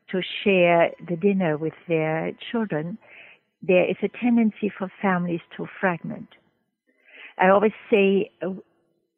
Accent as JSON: {"language": "English", "country": "Germany", "also_born_or_lived": "Trinidad", "moved": "as an adult", "lives_now": "United States", "said": "I'm originally from Germany"}